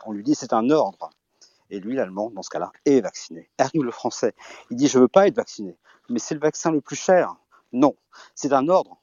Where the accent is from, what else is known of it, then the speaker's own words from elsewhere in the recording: Belgium; also born or lived in Brittany; je suis breton et belge surtout